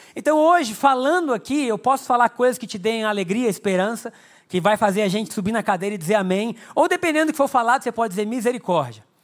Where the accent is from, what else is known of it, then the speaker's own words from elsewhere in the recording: Brazil; Nós somos brasileiros